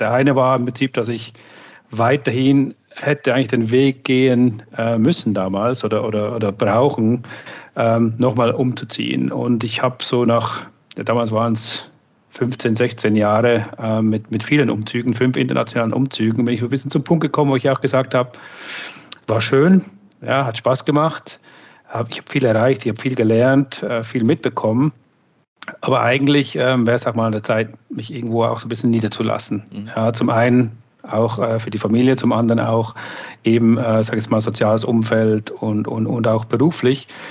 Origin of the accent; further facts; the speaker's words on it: Switzerland; moved away; ich komme ursprünglich aus der Schweiz, bin seit 18 Jahren on the road sozusagen